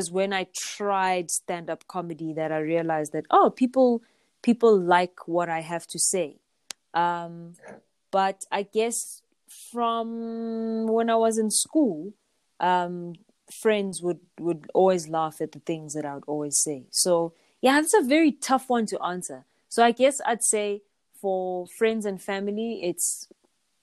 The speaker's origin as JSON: {"language": "English", "country": "South Africa", "tie": "born or raised there", "said": "growing up in South Africa"}